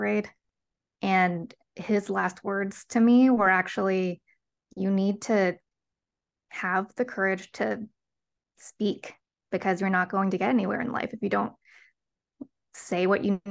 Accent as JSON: {"language": "English", "town": "Bethesda", "region": "Maryland", "country": "United States", "tie": "born or raised there", "first_language": "Cantonese", "second_language": "English", "said": "So I was born in Bethesda, Maryland. And actually, when I was growing up, we didn't speak English at home"}